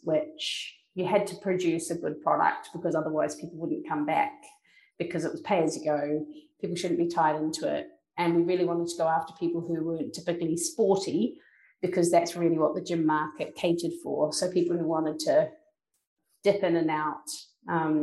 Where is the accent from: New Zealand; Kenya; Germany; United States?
New Zealand; now in London, United Kingdom; I'm from New Zealand, and kind of it is just part and way of your life